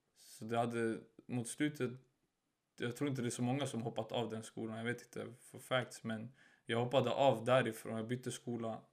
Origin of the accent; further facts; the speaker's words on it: Stockholm, Stockholm County, Sweden; jag byter skola till Hagsätra där jag är uppvuxen